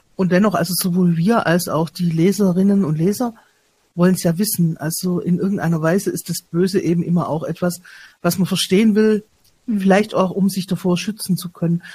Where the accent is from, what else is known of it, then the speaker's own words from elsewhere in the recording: Stuttgart, Baden-Württemberg, Germany; als Stuttgarterin miterlebt